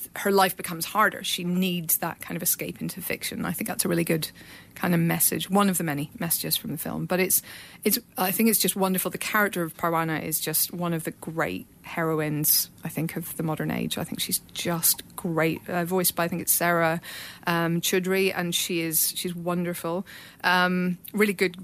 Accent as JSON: {"language": "English", "country": "Ireland", "said": "I'm Irish"}